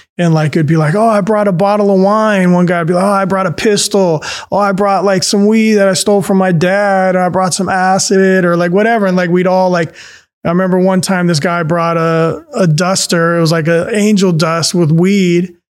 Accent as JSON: {"language": "English", "town": "San Francisco", "region": "California", "country": "United States", "tie": "born or raised there", "said": "the neighborhoods that I grew up with in San Francisco at that time in the eighties"}